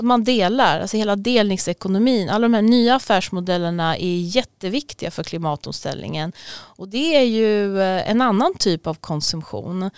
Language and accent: Swedish; Sweden; vi har ett extra ansvar som svenskar